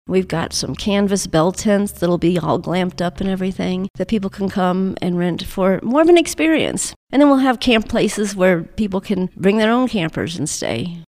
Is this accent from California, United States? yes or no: no; Colorado, United States; moved away; also born or lived in North Carolina; Colorado, born and raised until my parents moved to North Carolina, and they moved back.